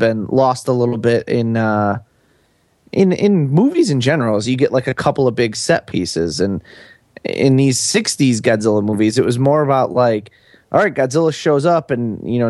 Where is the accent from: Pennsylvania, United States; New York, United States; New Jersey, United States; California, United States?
New York, United States; Buffalo; I grew up in Buffalo, New York, which is not an economic boon town of America.